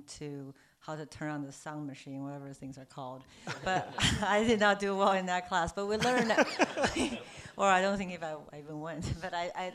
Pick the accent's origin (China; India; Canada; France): China; Beijing; moved away; also born or lived in New York; I'm from Beijing. I'm Chinese.